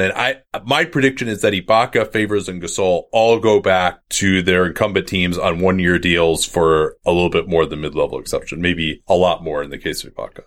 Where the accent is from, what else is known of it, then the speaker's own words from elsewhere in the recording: Berkeley, California, United States; my hometown of Berkeley, California